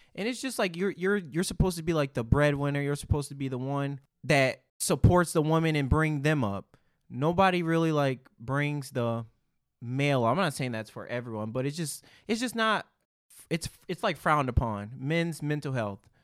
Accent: Detroit, Michigan, United States; growing up in Detroit

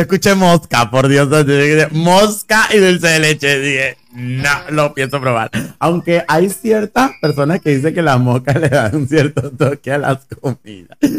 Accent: Venezuela; now in Argentina; Nosotros como venezolanos

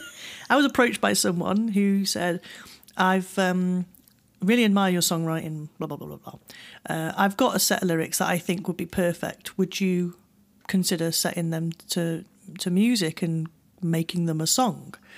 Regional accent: United Kingdom; I'm, I'm a, I'm a British person

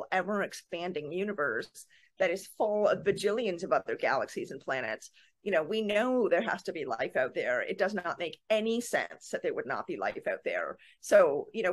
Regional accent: Canada; I'm Canadian

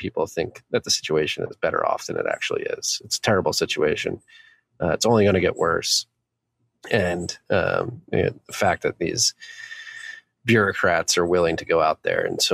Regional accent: United States; as an American

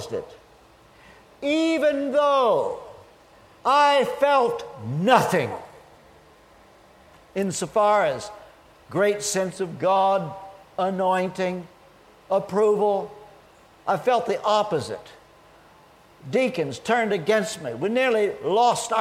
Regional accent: Kentucky, United States; moved away as an adult; also born or lived in England; I'm from Kentucky

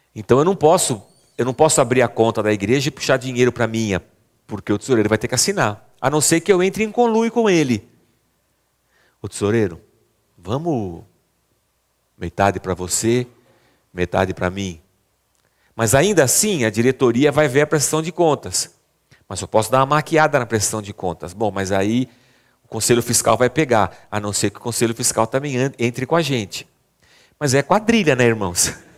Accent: Barbacena, Minas Gerais, Brazil; moved away; Quando era criança pequena lá em Barbacena, chamava gasofilácio

